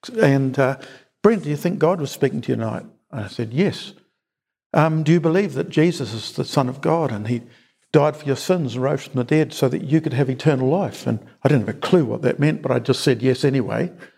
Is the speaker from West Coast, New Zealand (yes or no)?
no; Napier, Hawke's Bay, New Zealand; also born or lived in Auckland; First 24 years in Napier, but I grew up in Auckland.